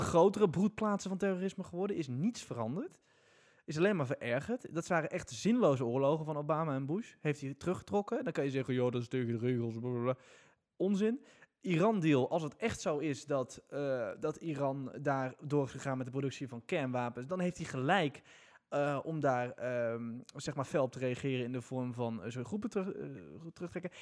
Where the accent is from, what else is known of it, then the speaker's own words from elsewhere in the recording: Netherlands; wij als Nederlanders